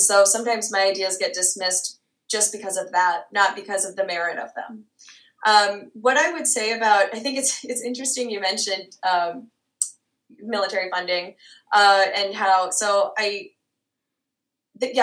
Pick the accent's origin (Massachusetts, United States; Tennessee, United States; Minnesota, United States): Minnesota, United States; now in South Dakota, United States; I grew up in Minnesota. I was born and raised in Minnesota and my family still calls Minnesota home